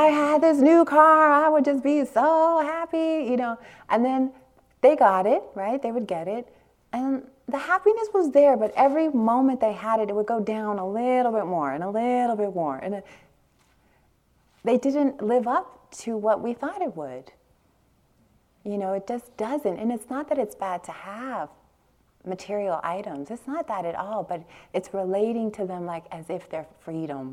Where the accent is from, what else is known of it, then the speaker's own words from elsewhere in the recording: Long Beach, California, United States; I grew up in Long Beach, East Long Beach, Compton border in California